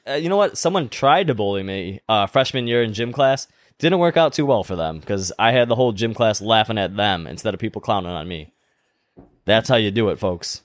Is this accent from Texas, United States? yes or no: no; Cheektowaga, New York, United States; accent: South Cheektowaga; It's my accent. It's that, like, South Cheektowaga thing going